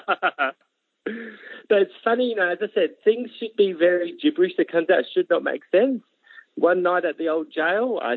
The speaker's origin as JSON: {"language": "English", "town": "Adelaide", "region": "South Australia", "country": "Australia", "tie": "born or raised there", "said": "born and bred Adelaide, never really moved far"}